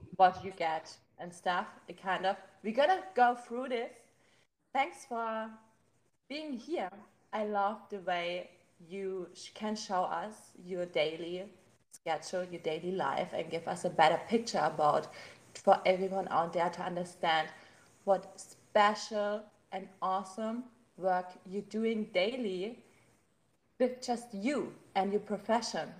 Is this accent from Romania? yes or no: no; Germany; accent: German; English is a second language; you can hear my German accent